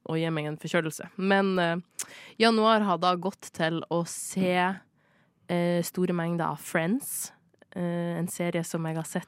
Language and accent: Norwegian; Norway; Jeg er norsk.